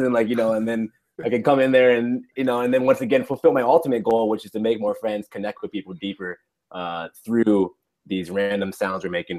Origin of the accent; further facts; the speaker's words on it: United States; accent: general American; I grew up in the U.S. and would be considered having a standard kind of a general American accent, as they call it. But my mom is from Nigeria